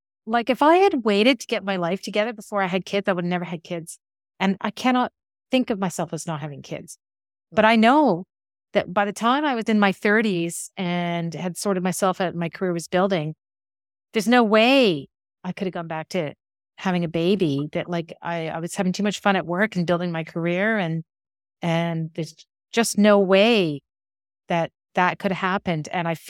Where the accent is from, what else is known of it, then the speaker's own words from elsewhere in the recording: Ottawa, Ontario, Canada; the lives that you and I grew up in City View and Ottawa.